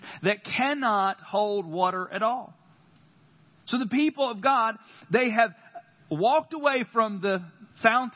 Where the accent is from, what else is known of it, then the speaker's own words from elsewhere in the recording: North Carolina, United States; accent: country; I am from North Carolina